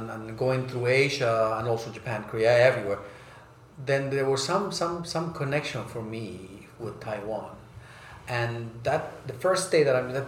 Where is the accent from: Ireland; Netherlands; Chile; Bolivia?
Bolivia; also born or lived in United States / Germany; I grew up in South America and Bolivia, uh, and the U.S. and then in Germany my most of my life.